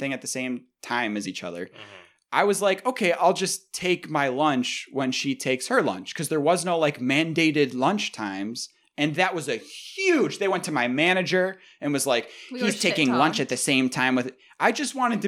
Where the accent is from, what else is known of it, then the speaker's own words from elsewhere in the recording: Clarence, New York, United States; I'm from Clarence